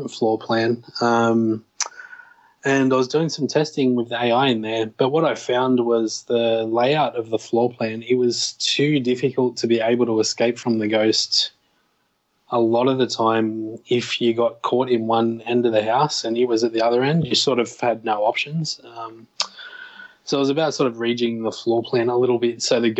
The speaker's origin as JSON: {"language": "English", "country": "Australia", "said": "I'm obviously Australian"}